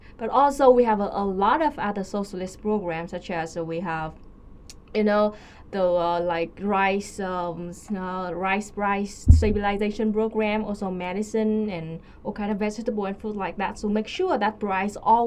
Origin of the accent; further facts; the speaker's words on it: Vietnam; I'm a Vietnamese woman living in Vietnam